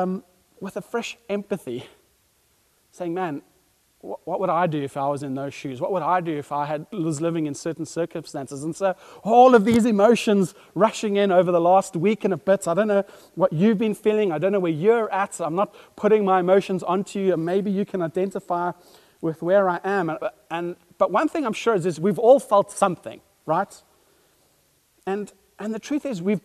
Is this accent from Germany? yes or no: no; South Africa; as a pastor and as a South African